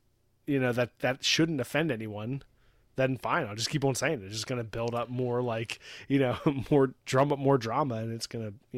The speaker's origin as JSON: {"language": "English", "region": "West Coast", "country": "United States", "said": "Like, I'm from the West Coast. So I'm, like, playing up the West Coast thing, you know?"}